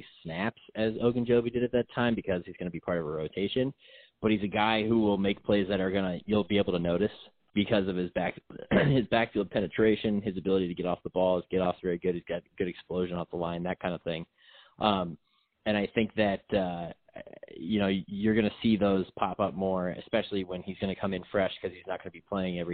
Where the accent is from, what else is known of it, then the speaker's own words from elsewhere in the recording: Northeast Ohio, United States; I grew up in Northeast Ohio and grew up an Ohio State fan